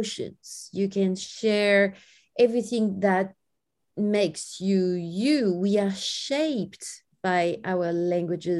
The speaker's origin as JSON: {"language": "English", "country": "France", "tie": "born or raised there", "said": "I grew up in France in a very friendly environment"}